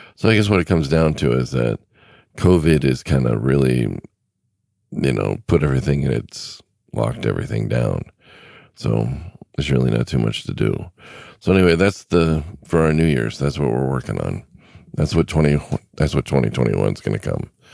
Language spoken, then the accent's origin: English; California, United States; moved away; I grew up in California